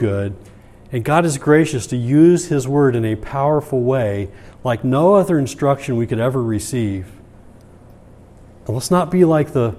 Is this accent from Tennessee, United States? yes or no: no; Michigan, United States; moved away as an adult; I was from Michigan at the time